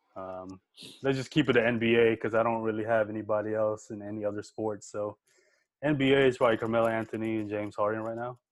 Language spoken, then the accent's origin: English; Philippines; moved away; growing up in the Philippines, man, we you don't even have TV